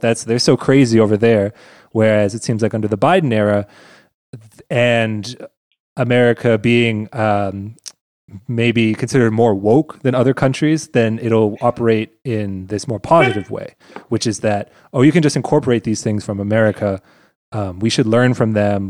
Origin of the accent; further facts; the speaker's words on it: United States; now in Germany; as an American in Germany